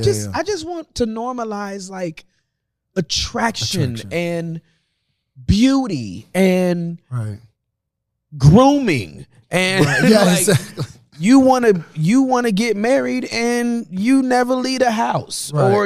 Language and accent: English; Southern California, United States; I'm from Southern Cal